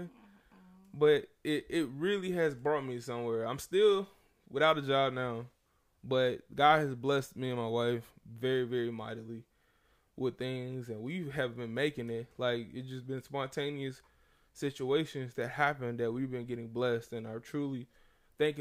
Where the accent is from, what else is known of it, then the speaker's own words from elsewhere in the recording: the South, United States; I'm from the South.